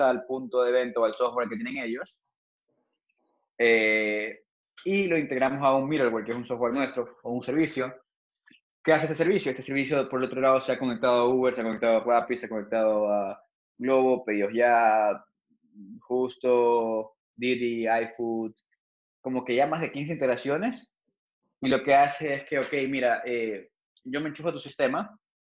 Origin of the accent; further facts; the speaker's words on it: Ecuador; yo no soy el primer ecuatoriano